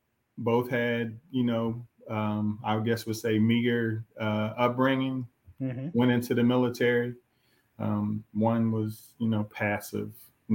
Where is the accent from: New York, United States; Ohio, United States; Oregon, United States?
Ohio, United States; Columbus; I grew up in Ohio, Columbus, Ohio. One parent household. It was split. Same. I was raised by my mother.